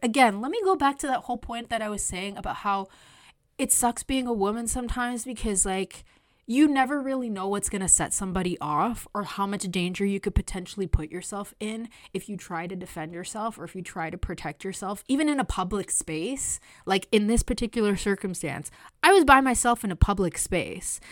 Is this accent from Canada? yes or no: yes; Canada; I was born here in Canada, but my parents are Latin American